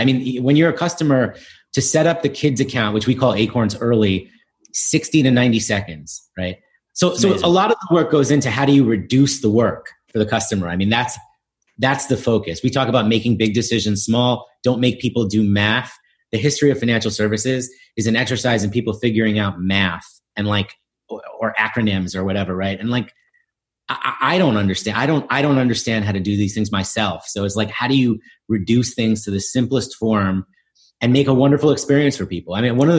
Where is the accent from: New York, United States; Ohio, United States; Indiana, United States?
New York, United States; New York City; Yeah, listen, I grew up in the East Village in New York, going to public schools.